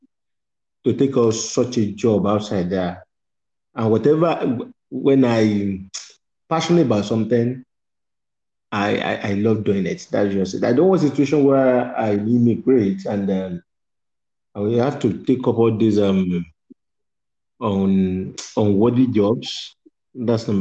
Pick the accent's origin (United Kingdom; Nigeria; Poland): Nigeria; I'm from Nigeria.